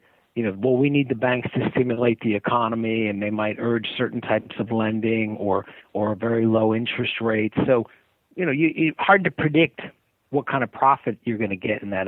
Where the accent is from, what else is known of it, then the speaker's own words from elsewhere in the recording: United States; as an American